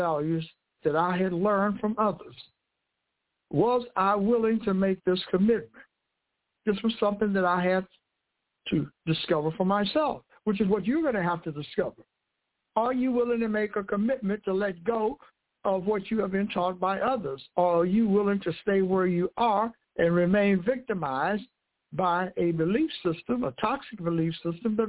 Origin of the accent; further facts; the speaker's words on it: United States; I was born in the United States of America